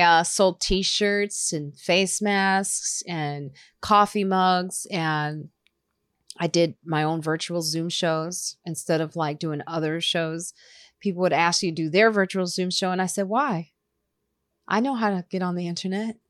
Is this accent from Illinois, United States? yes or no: yes; Highland Park, Illinois, United States; also born or lived in Chicago / suburbs of Chicago; I grew up in Highland Park, Illinois